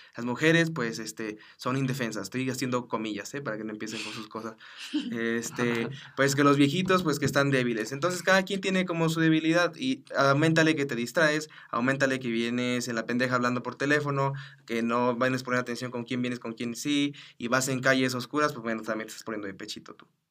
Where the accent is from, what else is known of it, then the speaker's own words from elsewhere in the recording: Chiapas, Mexico; now in Mexico City, Mexico; yo soy de Chiapas y cuando vine aquí